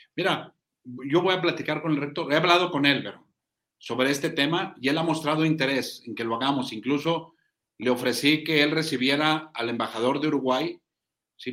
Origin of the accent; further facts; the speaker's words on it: Zacatecas, Mexico; nosotros somos un Estado predominantemente ganadero